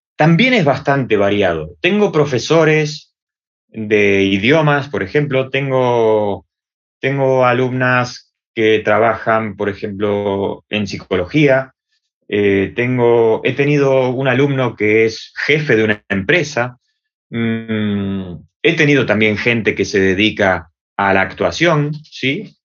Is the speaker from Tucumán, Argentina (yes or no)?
no; Buenos Aires, Argentina; accent: Argentine; moved away as an adult; now in Valencia, Spain; mi acento es argentino, así que para las personas que estén escuchando van a notar una diferencia entre el acento español de aquí de España y el acento argentino eh, de Buenos Aires, de donde he nacido yo